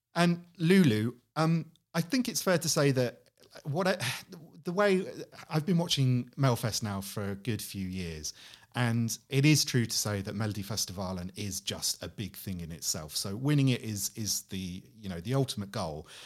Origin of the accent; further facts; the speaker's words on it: United Kingdom; I go there as a Brit